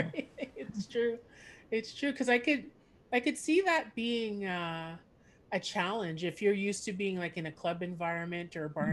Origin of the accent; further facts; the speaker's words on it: Montreal, Quebec, Canada; first language English; I grew up in Montreal and Quebec